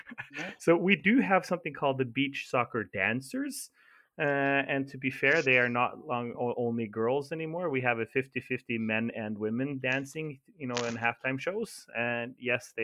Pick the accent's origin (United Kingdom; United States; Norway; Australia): Norway; when I was growing up in Norway